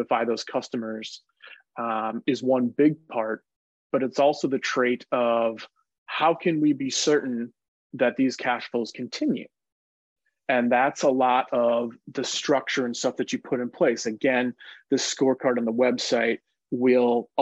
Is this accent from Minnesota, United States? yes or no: yes; Minnesota, United States; growing up in Minnesota, I was surrounded by these, you know, blue-collar baby boomers